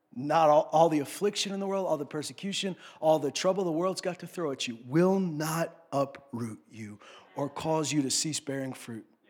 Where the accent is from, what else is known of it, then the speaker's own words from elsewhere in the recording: Canada; I grew up in Saskatchewan, Alberta. This is where I grew up